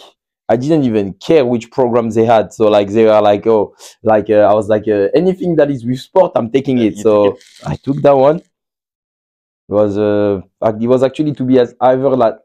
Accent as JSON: {"language": "English", "town": "Mantes-la-Jolie", "region": "Île-de-France", "country": "France", "tie": "born or raised there", "also_born_or_lived": "Columbia, Missouri", "second_language": "English", "moved": "as an adult", "lives_now": "St. Louis, United States", "said": "I come from Mont-la-Jolie, which is like on the west side of Paris"}